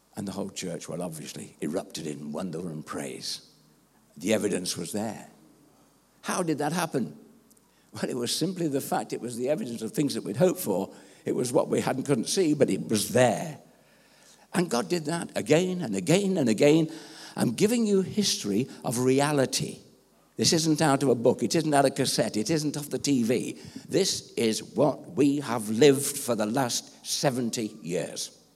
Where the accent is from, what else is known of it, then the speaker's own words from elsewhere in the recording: England, United Kingdom; being an Englishman